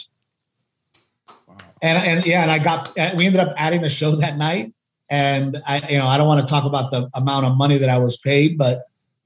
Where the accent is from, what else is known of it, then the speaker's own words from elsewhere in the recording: United States; a Mexican American like me, my wife, my family